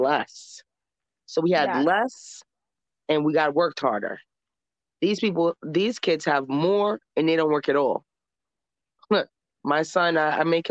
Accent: New York City, New York, United States; also born or lived in Harlem, New York City / the Bronx, New York City; I come from St. Nicholas Projects and in Harlem, New York. And I moved to the Bronx when I was 10 years old to a gated community

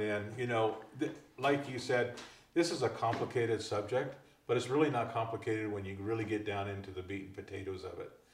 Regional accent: California, United States; I'm from California

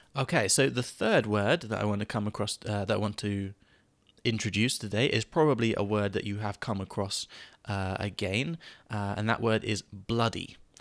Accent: England, United Kingdom; an English person

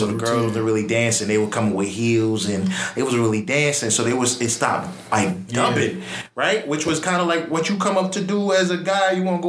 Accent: Jamaica; as a Jamaican

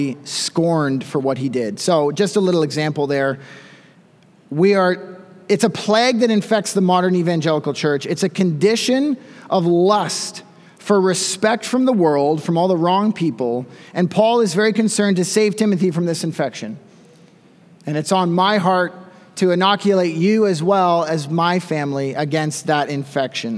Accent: Canada; also born or lived in Smiths Falls, Ontario; as Canadian pastors

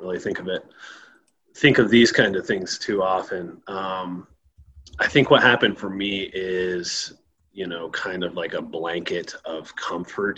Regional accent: Aurora, Colorado, United States; also born or lived in New Jersey / Thornton, Colorado; I was born in New Jersey, unfortunately, and moved out here when I was about 3 years old, so I don't really remember it too much. So I was raised out here in Colorado, in Aurora

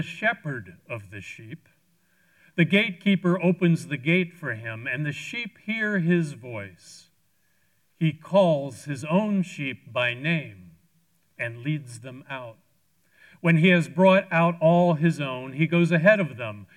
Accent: Washington, District of Columbia, United States; moved away as an adult; I traveled to my hometown, Washington, D.C., for a short visit with my brother, Hans

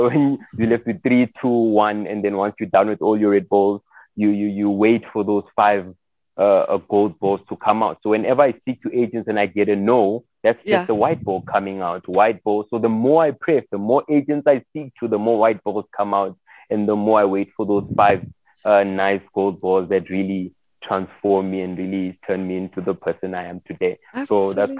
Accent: Johannesburg, Gauteng, South Africa; also born or lived in Congo / Soweto; I grew up in Johannesburg CBD

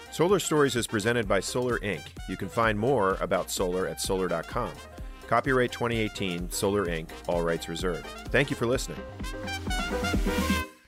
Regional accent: Rumson, New Jersey, United States; we grew up in Rumson

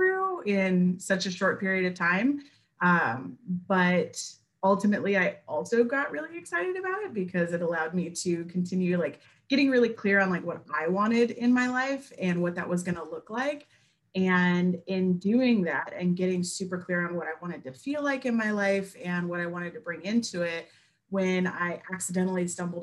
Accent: Bay Area, California, United States; moved away as an adult; also born or lived in Missouri / Memphis, Tennessee; now in Jackson, United States; I grew up in California. I grew up in the Bay Area

